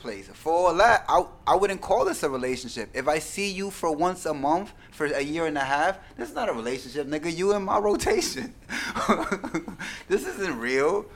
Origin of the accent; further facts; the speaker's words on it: New York, United States; I'm from New York